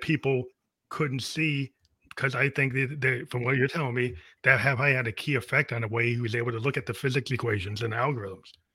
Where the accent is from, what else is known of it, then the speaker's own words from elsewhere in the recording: outside of Boston, Massachusetts, United States; I grew up outside of Boston